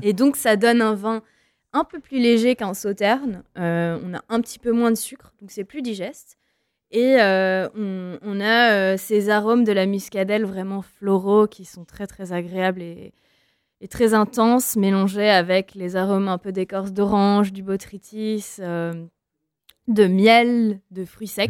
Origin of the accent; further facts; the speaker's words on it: Pauillac, Nouvelle-Aquitaine, France; j'ai grandi dans un village qui s'appelle Pauillac